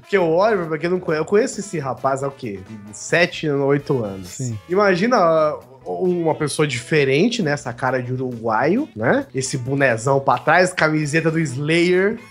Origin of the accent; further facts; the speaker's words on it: São Paulo, Brazil; nós, né, que somos de São Paulo